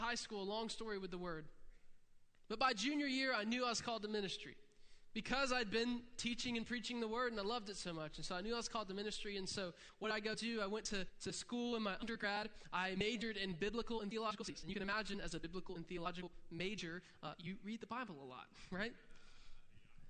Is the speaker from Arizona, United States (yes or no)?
no; Interlachen, Florida, United States; I'm from Interlaken, Florida